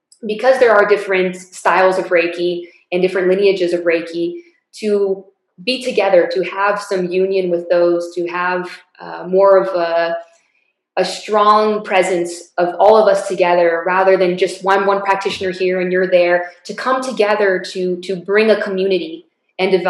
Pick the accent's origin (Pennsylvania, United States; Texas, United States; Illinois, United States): Texas, United States; El Paso; my hometown of El Paso